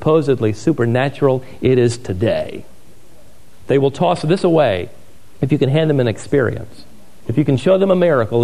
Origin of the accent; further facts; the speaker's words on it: Norfolk, Virginia, United States; Growing up around the Serviceman Center in downtown Norfolk, us missionary kids